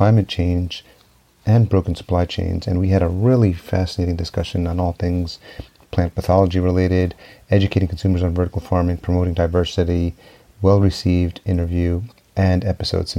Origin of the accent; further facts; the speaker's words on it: Yonkers, New York, United States; moved away as an adult; also born or lived in El Salvador; now in Minneapolis, United States; I grew up in Yonkers. I'm home is Minneapolis now, but grew up in Yonkers just outside New York City. So I was actually born in El Salvador, but came here when I was a year old.